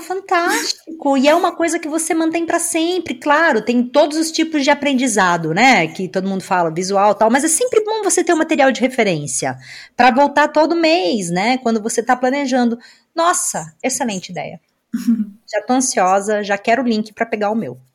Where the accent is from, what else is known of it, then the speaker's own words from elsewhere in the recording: Brazil; moved away; lá na minha cidade no Brasil